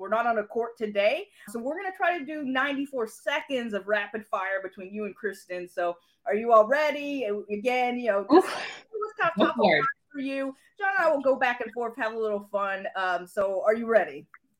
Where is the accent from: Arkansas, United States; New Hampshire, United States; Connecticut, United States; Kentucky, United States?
Kentucky, United States; moved away; I'm originally from Kentucky